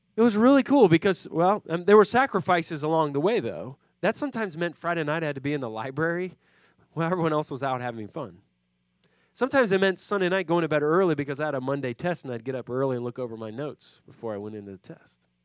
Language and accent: English; Puerto Rico; now in Philadelphia, United States; I grew up in Puerto Rico